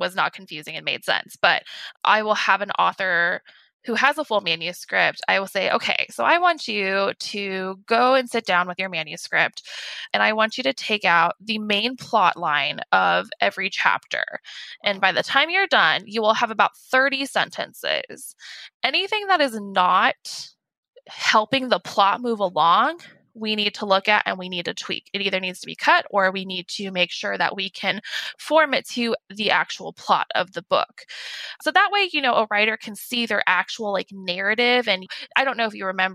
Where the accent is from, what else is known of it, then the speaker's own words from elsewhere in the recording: California, United States; also born or lived in San Diego; I actually moved back up to my hometown, which is, it's up in the high desert